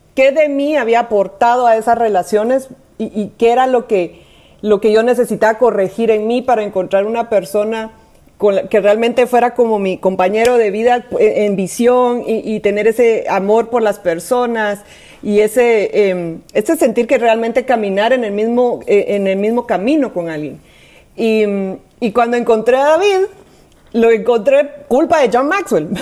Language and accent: Spanish; Guatemala; si me oyen el acento, es porque soy de Guatemala